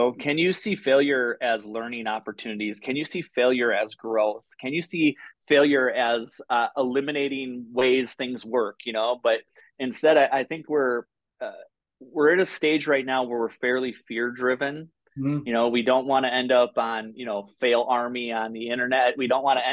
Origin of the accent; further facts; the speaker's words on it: Midwest, United States; now in Bozeman, United States; I grew up in the Midwest in flatlands